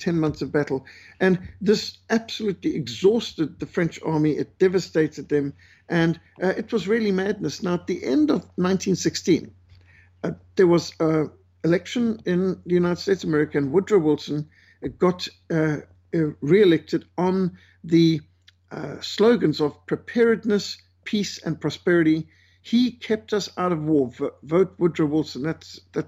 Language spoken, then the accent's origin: English; Bulawayo, Zimbabwe; where I was brought up in Bulawayo and Rhodesia